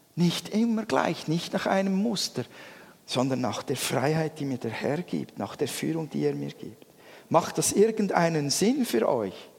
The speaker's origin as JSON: {"language": "German", "country": "Switzerland", "said": "wir Schweizer"}